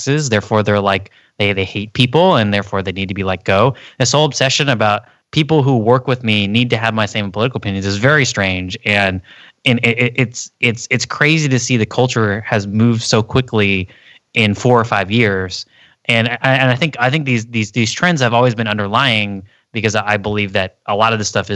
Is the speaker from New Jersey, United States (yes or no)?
no; Texas, United States; moved away; I came from Texas, like, and most of my family lives in the middle of America